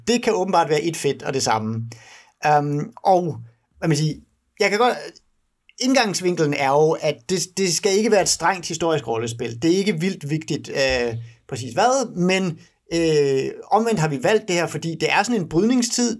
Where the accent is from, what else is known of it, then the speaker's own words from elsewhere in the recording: Denmark; for mig som dansker